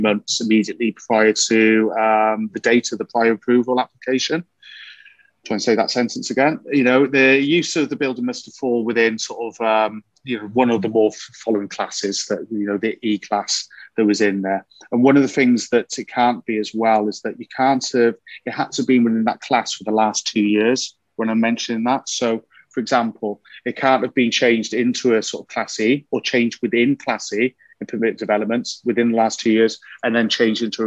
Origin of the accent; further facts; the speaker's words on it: Wales, United Kingdom; I'm a Welshman.